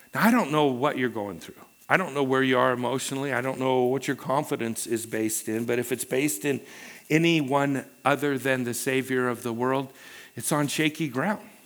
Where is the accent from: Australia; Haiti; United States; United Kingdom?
United States; Pacific Northwest; also born or lived in Los Angeles, United States; Pam and I uh, you know, we were raised in the Pacific Northwest